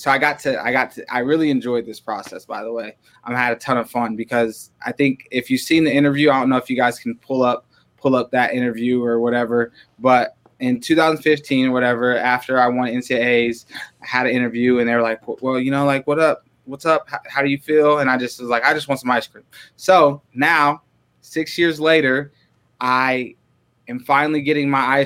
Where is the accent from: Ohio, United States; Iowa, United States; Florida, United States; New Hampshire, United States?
Iowa, United States; Waterloo; now in Ames, United States; we moved up to Waterloo. And so I went through middle school and high school in Waterloo. And that's what I consider home. That's where I feel like I grew up